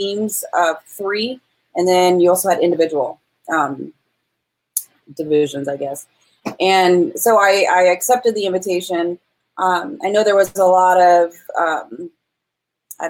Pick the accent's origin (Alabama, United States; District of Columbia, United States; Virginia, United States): Virginia, United States; I grew up on the Shenandoah River in Virginia